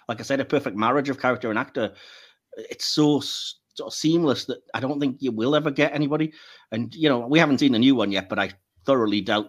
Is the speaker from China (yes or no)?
no; United Kingdom; I'm British